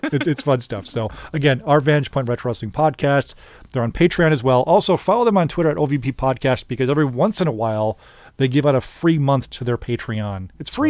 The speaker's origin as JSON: {"language": "English", "town": "Orland Park", "region": "Illinois", "country": "United States", "said": "I'm from Orland Park"}